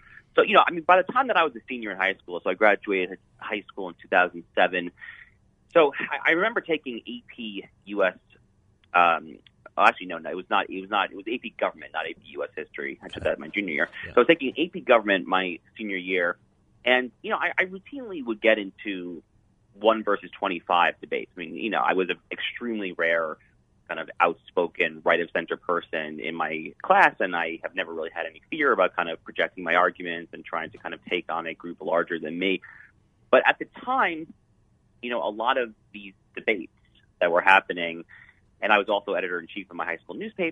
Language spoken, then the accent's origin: English; Sleepy Hollow, New York, United States; now in Florida, United States; I live in Florida now, but I grew up in the New York area. And specifically, I grew up in a smaller suburban town called Sleepy Hollow, New York